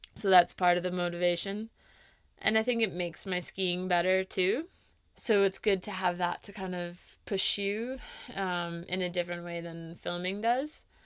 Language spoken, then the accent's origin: English; East Coast, United States; moved away; growing up in the East Coast